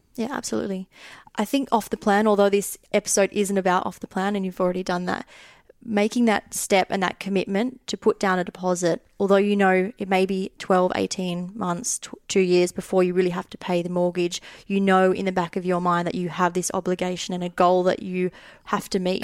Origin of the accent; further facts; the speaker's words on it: Australia; moved away as an adult; now in United Kingdom; I'm Australian